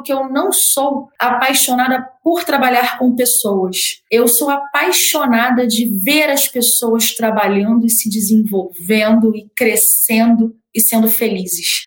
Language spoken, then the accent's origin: Portuguese; Rio de Janeiro, Brazil; eu sou do Rio